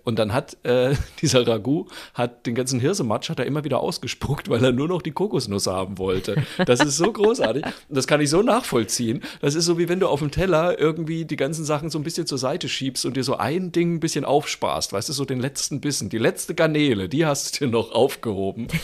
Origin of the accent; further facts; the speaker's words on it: Bamberg, Bavaria, Germany; meine fränkische Heimat. Oh, Genauer gesagt, schön. na freilich, sogar in meine Geburtsstadt nach Bamberg.